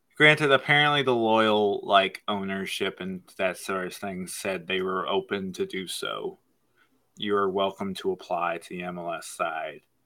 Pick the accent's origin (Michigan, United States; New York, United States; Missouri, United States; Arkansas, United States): Michigan, United States; I'm from Michigan